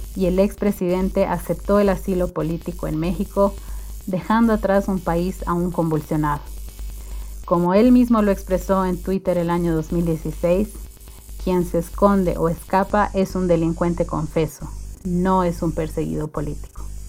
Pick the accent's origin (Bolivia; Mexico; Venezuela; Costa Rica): Bolivia; mi país